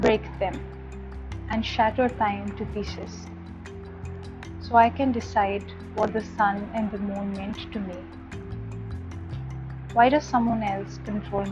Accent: India; I'm in a small Indian city which is my hometown

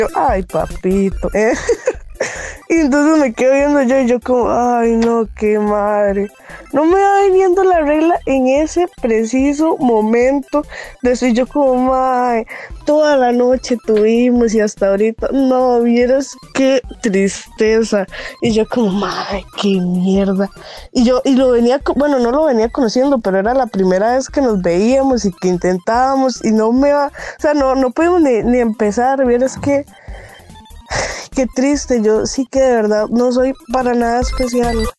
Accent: Heredia, Costa Rica; yo soy de Heredia

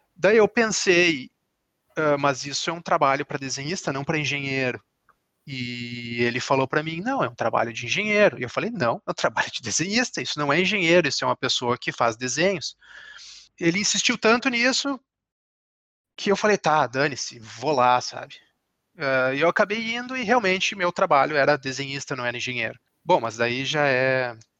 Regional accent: Brazil; moved away; como a gente é brasileiro

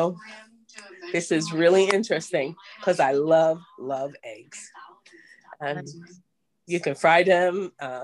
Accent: Bayonne, New Jersey, United States; now in Holly Hill, United States; I'm from Bayonne, New Jersey. However, I reside in Holly Hill, Florida at this time.

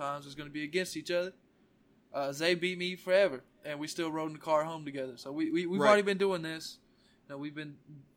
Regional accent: Memphis, Tennessee, United States; I'm from Memphis

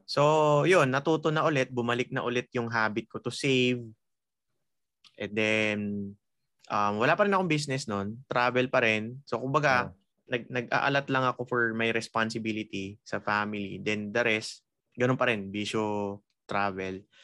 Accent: Rizal, Calabarzon, Philippines; tubong Rizal ako

